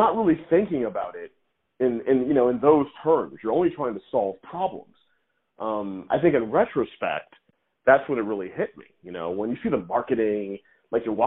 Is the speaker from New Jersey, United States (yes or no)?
no; Missouri, United States; moved away; also born or lived in New York; I grew up in Missouri